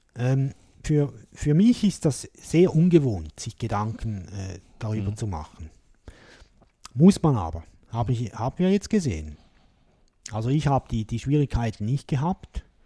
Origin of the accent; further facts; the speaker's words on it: Switzerland; hier bei uns in der Schweiz